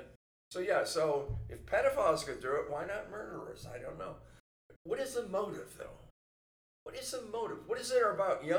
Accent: San Francisco, California, United States; San Francisco, that was my hometown

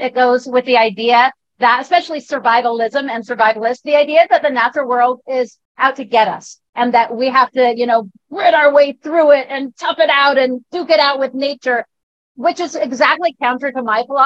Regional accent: Northern California, United States; I grew up in California, Northern California, in the mountains, mind you, not beachside

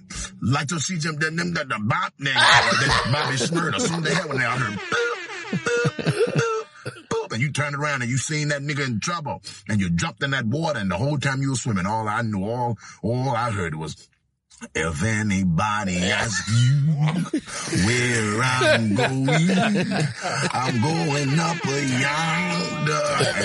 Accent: Montgomery, Alabama, United States; I've been in Montgomery. You know, I'm from Montgomery

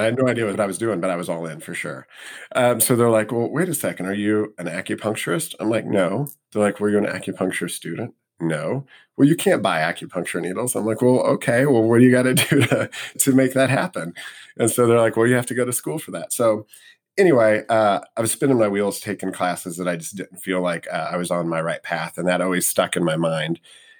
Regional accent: Missouri, United States; moved away as an adult; I grew up in Missouri.

